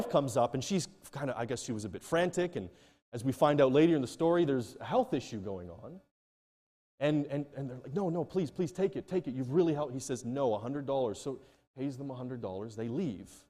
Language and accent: English; Nigeria; Now, I come from Nigeria, where if they, you tell them and you come in a bit frantically